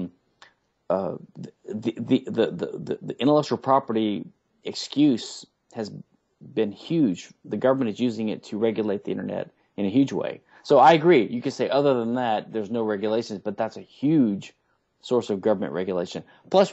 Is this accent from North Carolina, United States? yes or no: no; Baton Rouge, Louisiana, United States; now in Houston, United States; in my hometown of Baton Rouge, Louisiana, when I was a kid